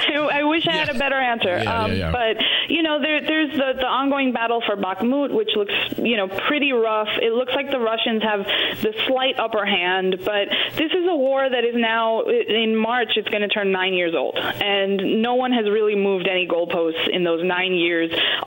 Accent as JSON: {"language": "English", "country": "United States", "said": "as an American citizen"}